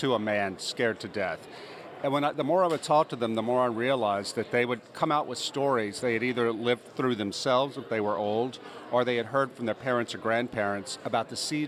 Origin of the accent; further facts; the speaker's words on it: United States; moved away as an adult; also born or lived in New York City, United States; as an American